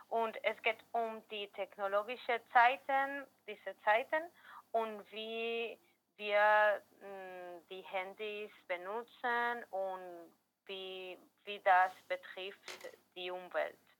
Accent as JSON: {"language": "German", "town": "Valencia", "region": "Valencian Community", "country": "Spain", "second_language": "German", "said": "wir kommen aus Valencia, Spanien"}